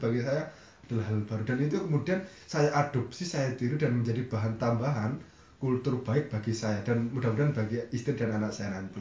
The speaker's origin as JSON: {"language": "Indonesian", "region": "Lampung", "country": "Indonesia", "tie": "born or raised there", "also_born_or_lived": "Surabaya", "moved": "as an adult", "said": "saya kelahiran Lampung"}